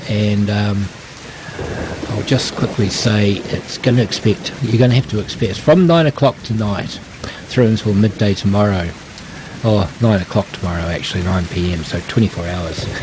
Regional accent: Takaka, Tasman, New Zealand; And, uh, yeah, we're from Takaka, uh, the place where it all happens.

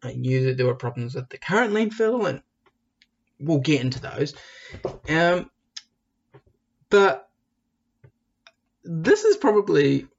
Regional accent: Dunedin, Otago, New Zealand; Dunedin's my hometown and I'm proud of it.

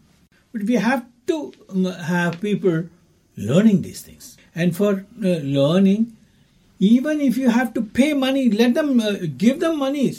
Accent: Ernakulam, Kerala, India; also born or lived in Chennai, Tamil Nadu, India; now in Dunedin, New Zealand; Kerala, I was born. I was born in Ernakulam.

